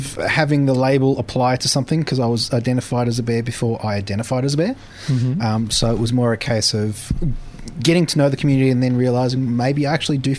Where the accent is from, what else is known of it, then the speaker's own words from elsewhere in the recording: Melbourne, Victoria, Australia; I grew up pretty much where the show was recorded, only a couple of suburbs away, in the Outer West.